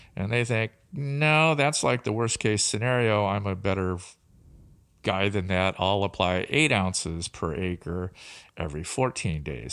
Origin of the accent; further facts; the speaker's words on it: Tri-Cities, Washington, United States; I grew up in the Tri-Cities